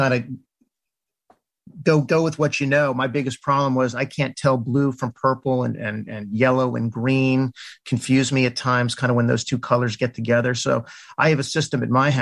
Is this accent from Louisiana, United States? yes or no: no; Washington, District of Columbia, United States; I'm originally from the Washington, D.C. area, like literally next to Chevy Chase Circle in Washington. Went to D.C. public schools